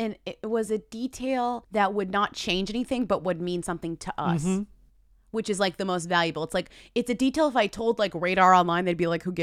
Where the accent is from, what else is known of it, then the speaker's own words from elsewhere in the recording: Newton, Massachusetts, United States; moved away; Shout out Newton, Massachusetts, my hometown.